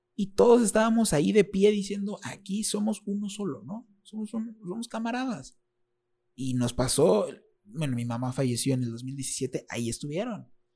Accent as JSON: {"language": "Spanish", "town": "Reynosa", "region": "Tamaulipas", "country": "Mexico", "tie": "born or raised there", "also_born_or_lived": "State of Mexico", "said": "aunque yo nací en el Estado de México, yo soy reinocense. Aquí crecí. Reynosa es mi casa"}